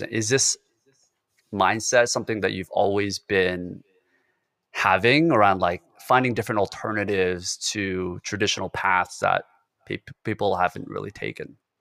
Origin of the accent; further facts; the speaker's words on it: South Korea; moved away; I was born in Korea, so it's a very homogenous culture where everybody has to be united. You kinda have to follow the certain rules, and it's very constricted in a lot of ways, and that's the way I grew up in my family as well